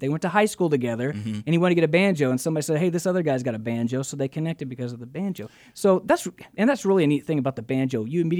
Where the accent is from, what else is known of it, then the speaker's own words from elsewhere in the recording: Oklahoma, United States; I never would have thought I'd get to live so many fun dreams here in my home state.